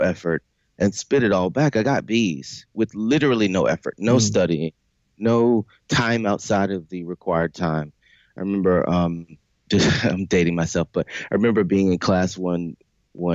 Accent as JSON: {"language": "English", "town": "Lexington", "region": "South Carolina", "country": "United States", "tie": "born or raised there", "accent": "Southern", "said": "I grew up in South Carolina, a very small town called Lexington, South Carolina"}